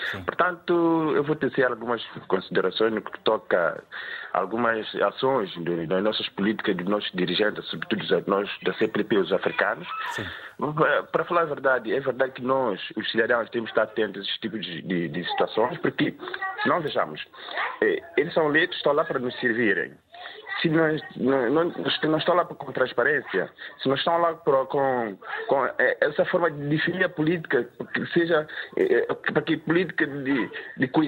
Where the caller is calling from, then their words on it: São Tomé & Príncipe; é verdade que falo diretamente de Santo Meio Príncipe.